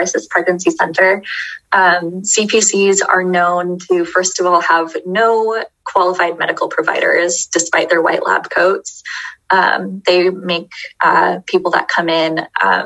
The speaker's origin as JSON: {"language": "English", "town": "Beaverton", "region": "Oregon", "country": "United States", "tie": "born or raised there", "said": "I grew up in Beaverton"}